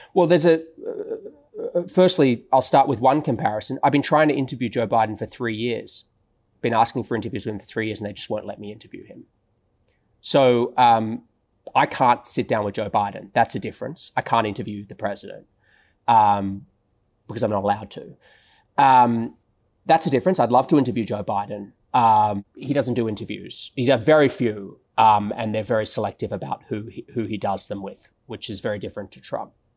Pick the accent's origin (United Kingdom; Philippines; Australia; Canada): Australia; moved away as an adult; now in Washington, United States; I am Jewish, though, uh, and I am Australian.